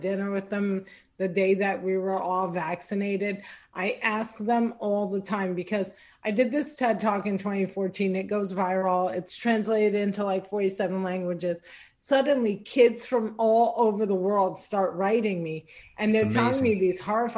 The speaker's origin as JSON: {"language": "English", "town": "Cliffside Park", "region": "New Jersey", "country": "United States", "tie": "born or raised there", "said": "I'm born and raised in Jersey. I grew up in New Jersey."}